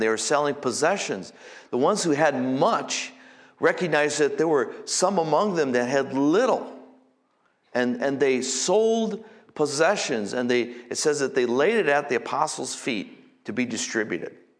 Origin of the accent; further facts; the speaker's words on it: United States; here as Americans